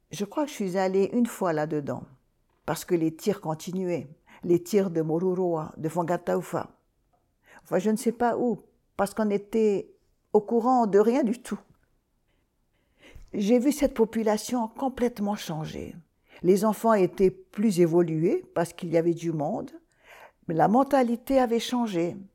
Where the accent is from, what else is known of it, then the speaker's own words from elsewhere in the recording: Gambier Islands, French Polynesia; Le médecin, quand il a vu que je venais de Tahiti, des Gambiers, il n'a pas dit autre chose que nucléaire.